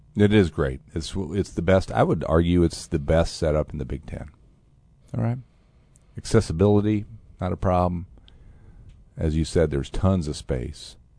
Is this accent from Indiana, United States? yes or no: yes; Fort Wayne, Indiana, United States; I'm a Hoosier, right? I was born in Fort Wayne, beautiful Fort Wayne, Indiana.